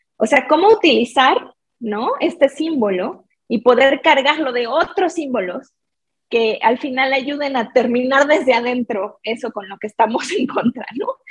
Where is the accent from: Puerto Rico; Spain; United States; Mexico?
Mexico; mi experiencia como mexicana